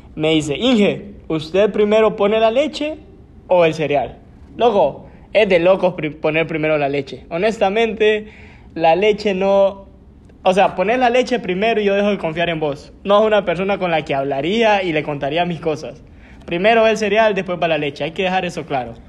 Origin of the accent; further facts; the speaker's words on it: Lempira, Honduras; yo desde mi nacimiento, ustedes saben, yo soy de Lempira